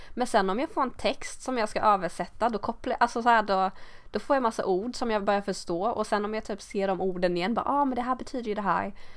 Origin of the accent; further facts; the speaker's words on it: Sweden; accent: Swedish accent in English; jag har väl någon svensk accent i min engelska